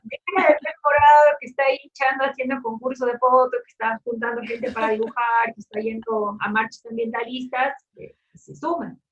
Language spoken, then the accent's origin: Spanish; Cochabamba, Bolivia; also born or lived in Córdoba, Argentina; yo soy de Cochabamba Cochabamba es el centro de Bolivia